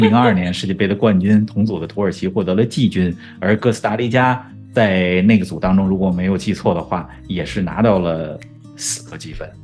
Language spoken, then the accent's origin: Chinese; Beijing, China; first language Chinese; moved away; 他在我家乡的球队北京国安踢球